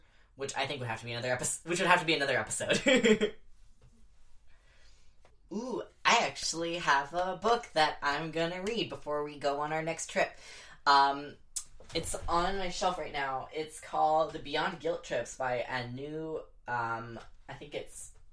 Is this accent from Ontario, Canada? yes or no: no; Bella Bella, British Columbia, Canada; in Bella Bella, where I grew up